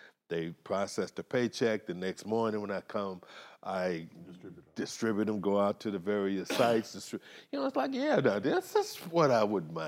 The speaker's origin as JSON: {"language": "English", "town": "Las Vegas", "region": "Nevada", "country": "United States", "said": "I'm from Las Vegas"}